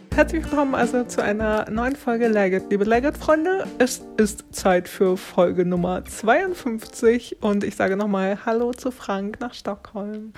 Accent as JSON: {"language": "German", "country": "Germany", "moved": "yes", "lives_now": "Sweden", "said": "als Deutscher"}